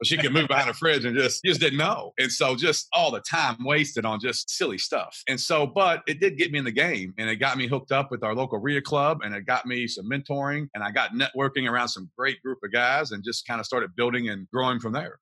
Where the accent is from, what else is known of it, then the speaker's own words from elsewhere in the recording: Kentucky, United States; I'm from Kentucky.